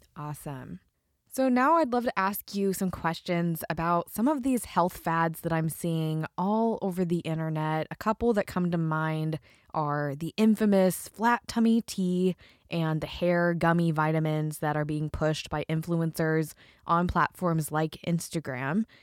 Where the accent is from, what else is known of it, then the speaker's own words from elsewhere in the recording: Idaho, United States; I'm from Idaho